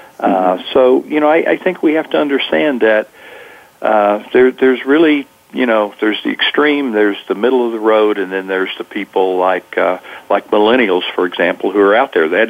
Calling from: California, United States; Well, I'm in Northern Californi

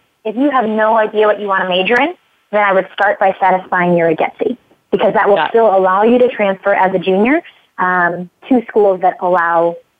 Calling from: Palo Alto, California, United States; And I'm calling you from Palo Alto in the heart of Silicon Valley.

